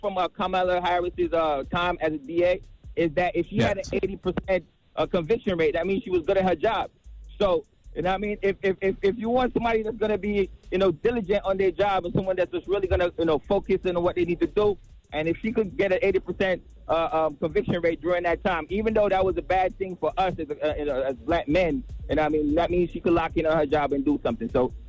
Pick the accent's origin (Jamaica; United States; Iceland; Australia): Jamaica; And she's Jamaican and I'm Jamaican, and we shouldn't just be voting for her just because she's Jamaican.